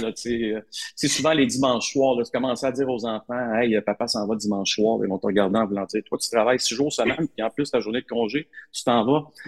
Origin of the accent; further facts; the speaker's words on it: Gatineau, Quebec, Canada; moi, j'ai grandi à Hull.